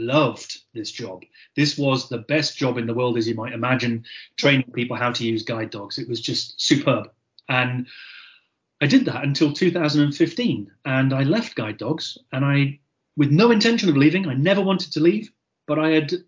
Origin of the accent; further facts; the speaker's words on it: Gairloch, Scotland, United Kingdom; accent: Scottish; also born or lived in Surrey; Scotland, obviously, by my accent. I was actually born in Surrey. I lived in Surrey until I was three, and then my family moved up to the northwest coast of Scotland